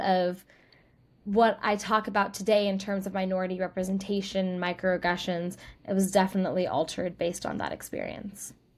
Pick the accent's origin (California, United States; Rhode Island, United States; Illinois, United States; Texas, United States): California, United States; Bay Area; I grew up in the Bay Area in California